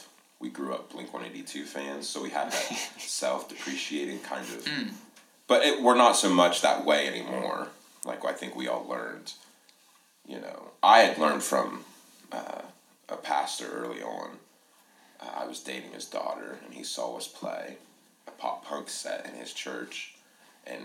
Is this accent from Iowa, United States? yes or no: no; Columbus area, Ohio, United States; we're from the Columbus area of Ohio